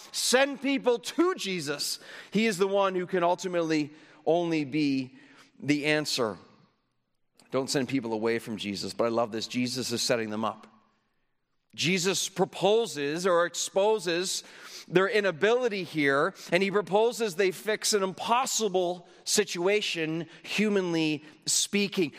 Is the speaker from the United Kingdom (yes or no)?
no; Canada; I come from Canada